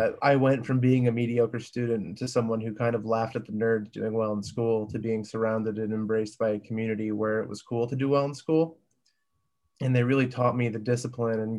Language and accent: English; Northwestern Connecticut, United States; I grew up in Northwestern Connecticut